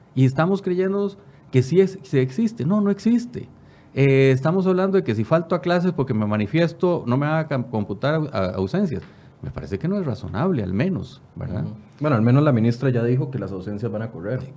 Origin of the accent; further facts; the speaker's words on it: Costa Rica; soy costarricense y vivo por Costa Rica